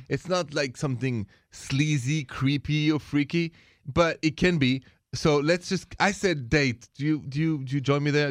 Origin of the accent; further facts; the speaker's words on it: France; moved away as an adult; now in United States; I'm from France